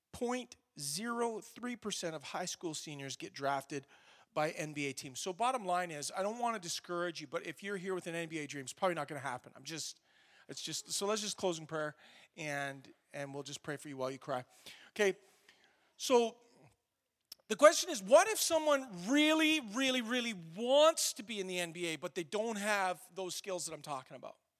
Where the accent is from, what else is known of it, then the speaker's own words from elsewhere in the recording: Canada; we're Canadian